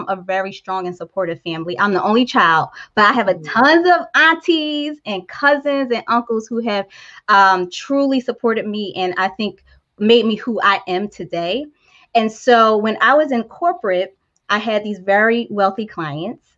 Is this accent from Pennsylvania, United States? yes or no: yes; Philadelphia, Pennsylvania, United States; I grew up in North Philadelphia